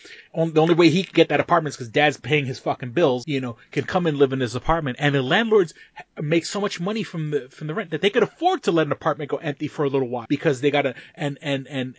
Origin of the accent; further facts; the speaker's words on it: New York City, New York, United States; I grew up in New York City before Rudy Giuliani.